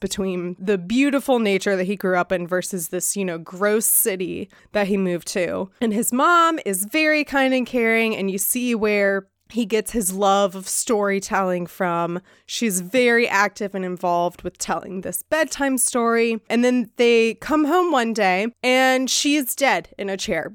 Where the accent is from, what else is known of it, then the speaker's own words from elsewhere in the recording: United States; as an American